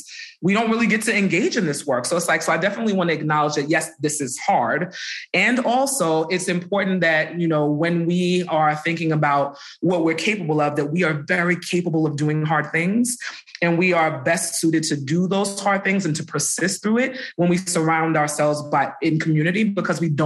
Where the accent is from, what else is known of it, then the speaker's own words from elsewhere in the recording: New York City, New York, United States; I grew up in Brooklyn